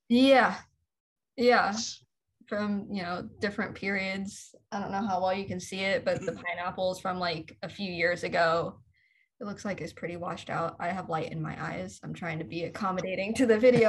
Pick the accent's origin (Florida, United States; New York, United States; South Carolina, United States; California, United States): California, United States; Los Angeles; I'm from I'm from LA. I, I live probably you know three miles away from where I grew up